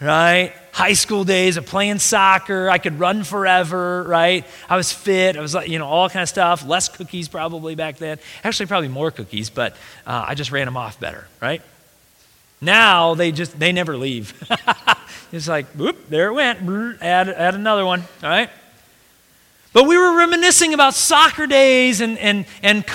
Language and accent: English; United States; we as American Christians